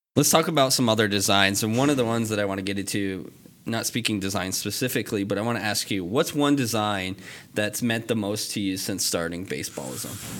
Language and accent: English; Vermont, United States; I grew up in Vermont